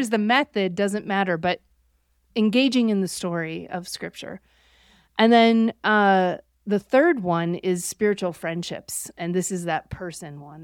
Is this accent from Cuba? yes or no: no; Buffalo, New York, United States; I grew up near Buffalo, New York